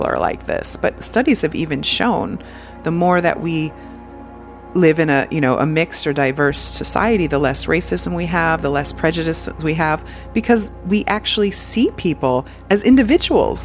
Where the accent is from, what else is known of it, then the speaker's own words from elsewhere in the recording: United States; I'm American